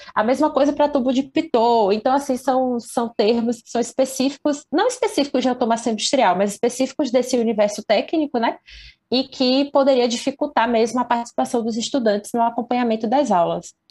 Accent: Candeias, Bahia, Brazil; eu sou de Candeias, que é uma cidade aqui da região metropolitana de Salvador

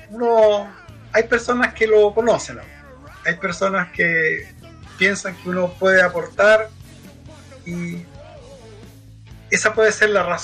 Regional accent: Antofagasta, Chile; quizás yo soy una persona nacida, estudiado, vivido, casado. Eh, soy antofagastino 100%.

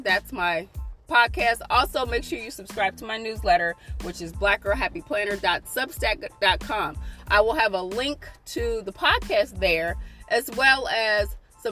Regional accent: United States; us as American people

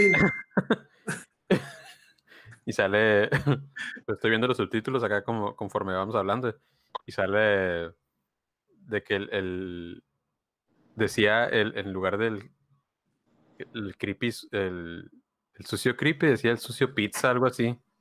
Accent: Mexicali, Baja California, Mexico; born or raised there; moved away

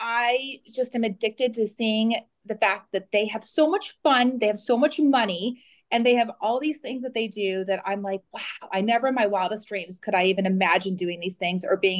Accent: Phoenix, Arizona, United States; I am born and raised in Phoenix, Arizona, and I'm 46.

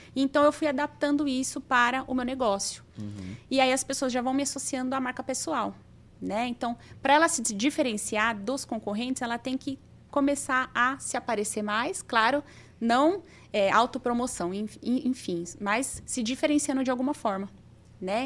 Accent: Osasco, São Paulo, Brazil; moved away as an adult; now in São José do Rio Preto, Brazil; Sou de Osasco, São Paulo. Eu tô aqui em Rio Preto há 12 anos já

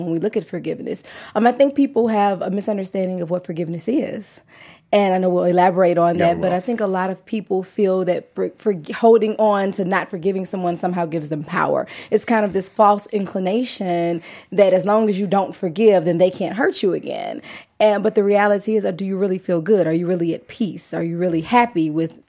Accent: Louisiana, United States; now in Los Angeles, United States; even though I'm in LA, I'm from Louisiana

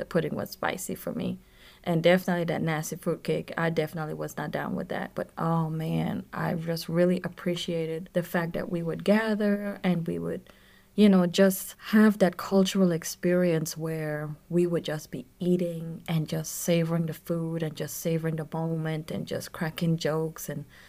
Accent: U.S. Virgin Islands; if you are listening to this podcast for the first time, I am from the Virgin Islands, okay? And that is a very beautiful culture, right?

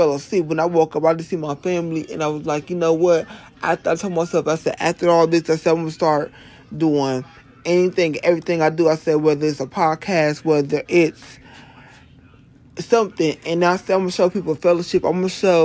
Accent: Ohio, United States; moved away; When I moved back here to my home state of Ohio

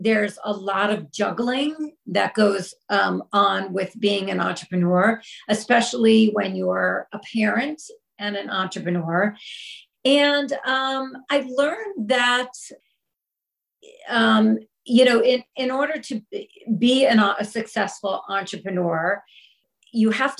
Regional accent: the New York area, United States; I grew up in the New York area, you know, very happy childhood

